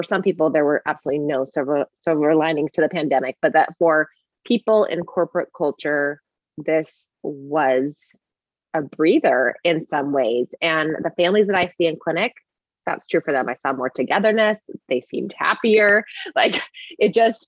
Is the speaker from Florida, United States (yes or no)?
no; Bay Area, California, United States; But I grew up in the Bay Area and around Google, I mean, like down the street from Google